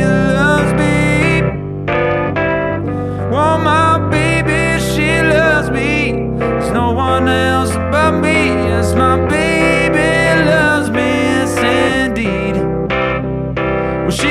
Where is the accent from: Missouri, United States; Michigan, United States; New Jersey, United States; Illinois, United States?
Missouri, United States; St. Louis; now in New York, United States; I'm from St. Louis